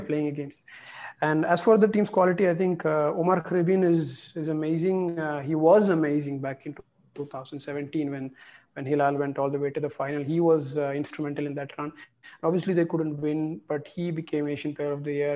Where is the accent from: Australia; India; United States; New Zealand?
India; as an Indian